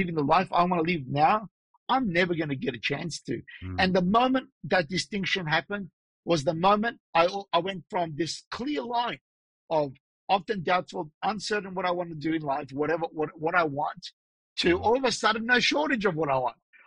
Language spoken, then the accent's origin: English; Australia; also born or lived in Los Angeles, United States / Sydney, Australia; I'm born and raised in Australia